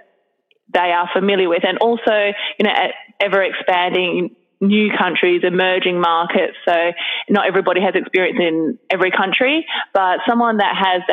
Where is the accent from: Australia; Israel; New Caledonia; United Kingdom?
Australia; moved away as an adult; also born or lived in Hong Kong / Sydney; now in Singapore; I'm originally from Australia